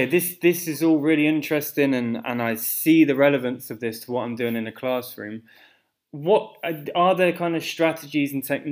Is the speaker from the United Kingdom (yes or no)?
yes; United Kingdom; me as a British teacher